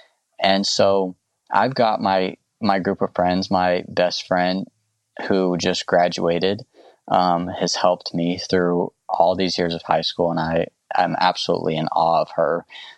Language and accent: English; the South, United States; You know, growing up in the South and growing up with a mindset where maybe that's not okay for a lot of people.